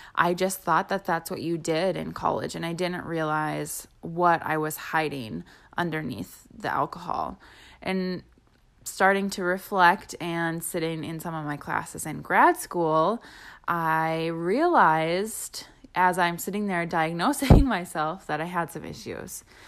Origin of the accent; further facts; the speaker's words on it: Wisconsin, United States; growing up in Wisconsin, where there are more bars than there are grocery stores